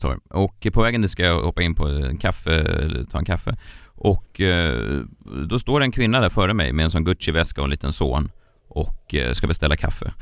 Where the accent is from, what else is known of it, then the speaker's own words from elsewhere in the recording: Stockholm, Stockholm County, Sweden; jag är född här